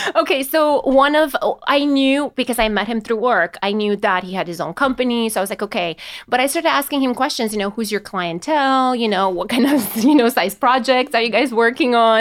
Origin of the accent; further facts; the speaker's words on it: Romania; now in United States; I was born and raised in Romania